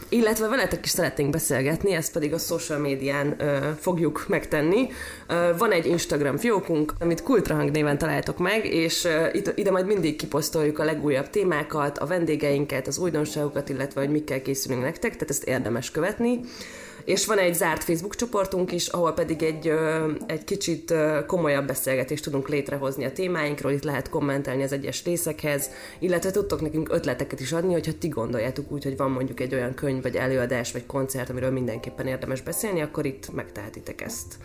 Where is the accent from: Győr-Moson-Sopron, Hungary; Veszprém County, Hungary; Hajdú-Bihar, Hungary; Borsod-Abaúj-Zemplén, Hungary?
Győr-Moson-Sopron, Hungary; Győr; moved away as an adult; now in Budapest, Hungary; már gimiben elkezdtem színjátszózni, ez még Győrben, aztán amikor felkerültem Pestre